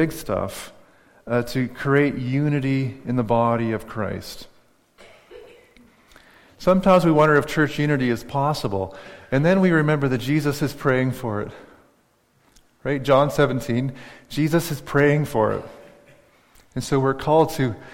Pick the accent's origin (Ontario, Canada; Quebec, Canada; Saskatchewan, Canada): Saskatchewan, Canada; moved away; I cheer for the Saskatchewan Rough Riders because I grew up in Saskatchewan